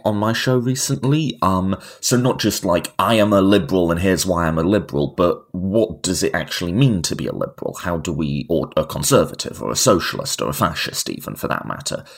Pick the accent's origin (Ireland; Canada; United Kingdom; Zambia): United Kingdom; moved away as an adult; now in United States; I'm a Brit living in America.